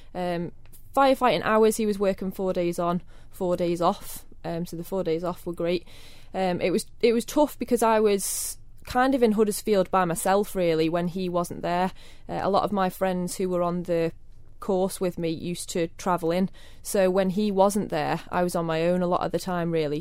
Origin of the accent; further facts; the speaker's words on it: Kirk Michael, Isle of Man; born in the Jane Cruckle. Um, I grew up in Kirk Michael.